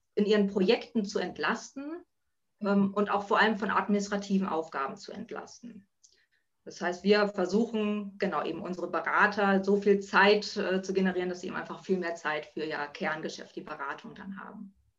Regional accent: Buxtehude, Lower Saxony, Germany; Ich komme aus Buxtehude

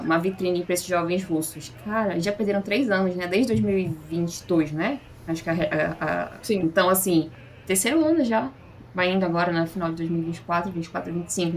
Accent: Brazil; Nós, como brasileiros

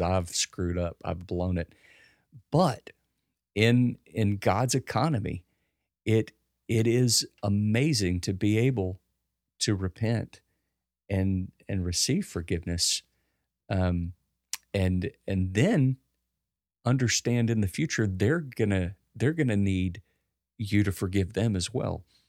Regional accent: United States; as an American

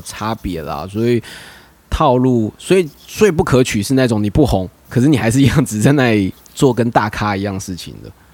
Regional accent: Hualien, Hualien County, Taiwan; now in Taipei, Taiwan; 我花莲人啊，可是虽然我是，我是住台北啦

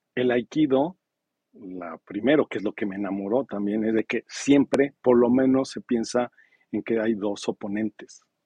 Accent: Mexico; now in Los Cabos, Mexico

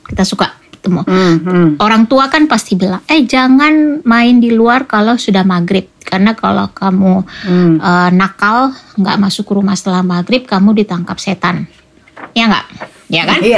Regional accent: Makassar, South Sulawesi, Indonesia; lahir {S1} besar di Makassar tapi setiap ada liburan panjang pergi ke kampung orang tua kan

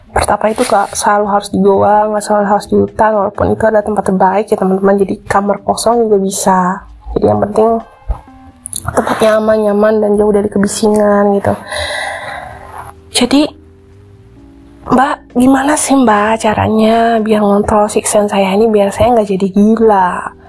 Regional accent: West Java, Indonesia; ketika misalnya saya melihat uh, gunung di oh, daerah saya gitu ya gunung Ciremai

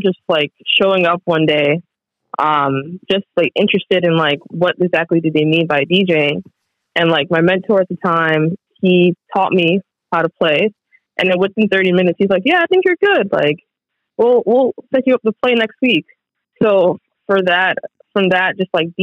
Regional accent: New York City, New York, United States; now in Seattle, United States; I'm originally from Brooklyn, New York, born and raised. I grew up in East Flatbush.

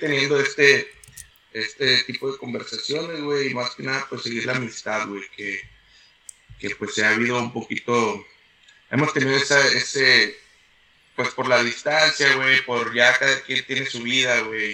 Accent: San Nicolás de los Garza, Nuevo León, Mexico; moved away as an adult; now in United States; nací en San Nicolás de los Garza el 14 de octubre del 87

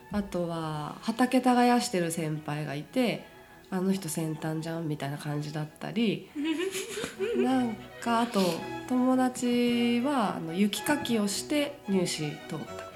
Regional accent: Itabashi, Tokyo, Japan; 東京の板橋が出身

